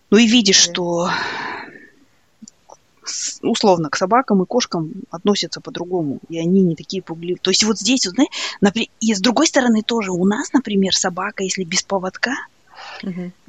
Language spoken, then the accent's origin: Russian; Kazakhstan; Я, потому что я казашка